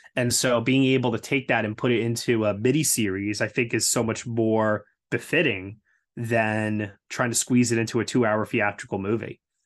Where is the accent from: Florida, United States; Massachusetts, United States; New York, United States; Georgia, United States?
New York, United States; as a New Yorker